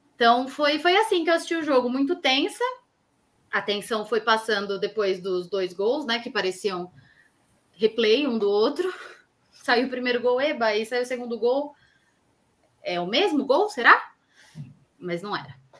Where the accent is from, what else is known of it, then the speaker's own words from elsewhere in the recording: São Paulo, Brazil; eu eu sou daqui da Zona Oeste